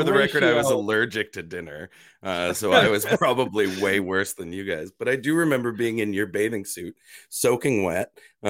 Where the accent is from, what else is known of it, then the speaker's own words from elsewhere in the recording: Canada; accent: Canadian; I'm so sick of being made fun of for my Canadian accent that I'm fully embracing it.